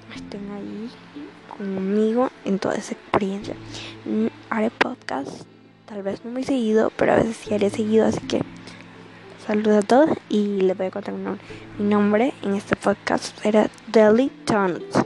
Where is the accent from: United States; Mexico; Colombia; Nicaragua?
Nicaragua; Tengo 13 años y soy de Nicaragua